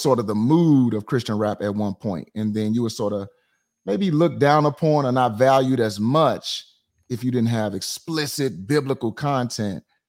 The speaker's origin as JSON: {"language": "English", "town": "St. Louis", "region": "Missouri", "country": "United States", "said": "I am from Saint Louis, Missouri"}